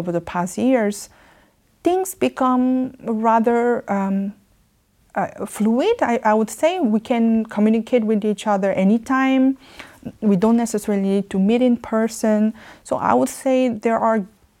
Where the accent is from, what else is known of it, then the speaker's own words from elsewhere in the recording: South Korea; moved away as an adult; now in Geneva, Switzerland; I had a very dynamic childhood and youth up to the time that I left Korea for my study.